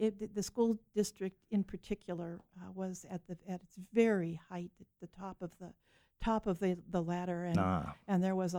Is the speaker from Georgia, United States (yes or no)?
no; Pasadena, California, United States; also born or lived in New Castle, Pennsylvania / San Diego; now in San Diego County, United States; and we ended up in Pasadena, and I was raised in Pasadena.